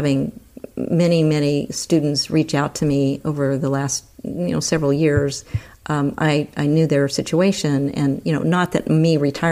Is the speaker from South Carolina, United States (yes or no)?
no; Texas, United States; moved away; growing up in Texas, which was not easy at that time